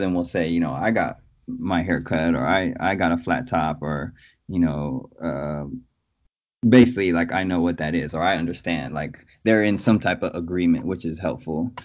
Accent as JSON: {"language": "English", "town": "Oakland", "region": "California", "country": "United States", "tie": "born or raised there", "also_born_or_lived": "San Francisco / Berkeley / Brooklyn, New York", "said": "artist, father, husband from Oakland, California, born and raised in the Bay Area."}